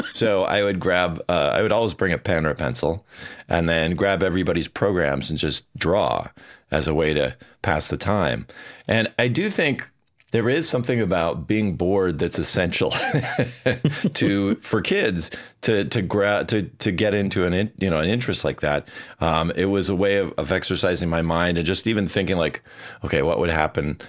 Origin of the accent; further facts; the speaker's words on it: Bloomington, Minnesota, United States; also born or lived in Edina, Minnesota; I was born in Bloomington, Minnesota. Well, actually, Edina, but I grew up in Bloomington, which is, uh, you know, just south of the Twin Cities.